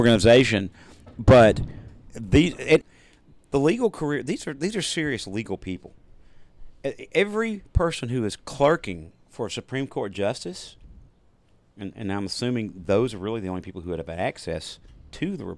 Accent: the South, United States; we're from the South

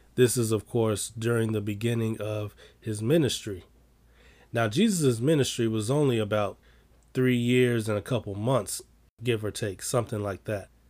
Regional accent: Chicago, Illinois, United States; I'm from Chicago

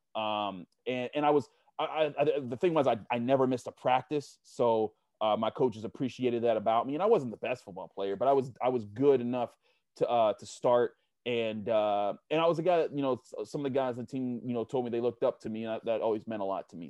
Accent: Pittsburgh, Pennsylvania, United States; I grew up in Homewood, you know, on the Homewood Point Breeze fringe

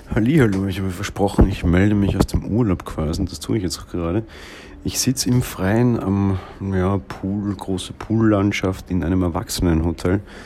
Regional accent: Austria; ich bin ja Österreicher

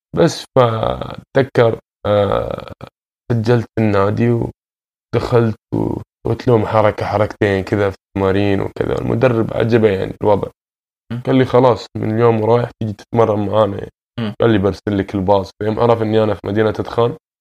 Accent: Doha, Qatar; moved away as an adult; also born or lived in Sudan (ancestry); now in Toronto, Canada; سوداني الاصل من مواليد آه، نعم. مدينة الدوحة

